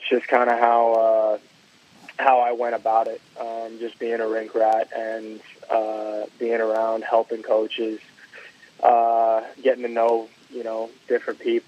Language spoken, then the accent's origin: English; Longwood, Florida, United States; I was born in Longwood, Florida.